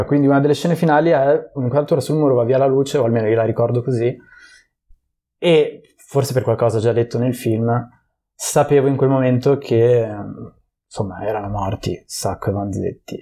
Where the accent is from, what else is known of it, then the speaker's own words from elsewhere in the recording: Genoa, Liguria, Italy; also born or lived in Prague; io sono di Genova